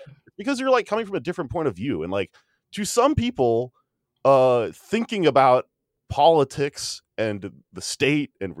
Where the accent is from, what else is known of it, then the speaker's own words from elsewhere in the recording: Texas, United States; I'm from Texas and I don't speak Spanish